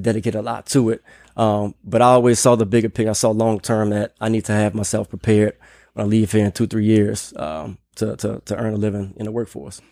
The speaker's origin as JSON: {"language": "English", "town": "New Orleans", "region": "Louisiana", "country": "United States", "tie": "born or raised there", "also_born_or_lived": "Nashville / Philadelphia", "moved": "as an adult", "lives_now": "Austin, United States", "said": "hometown is New Orleans, Louisiana. So, I'm proud New Orleanian. Uh, Grew up in the city"}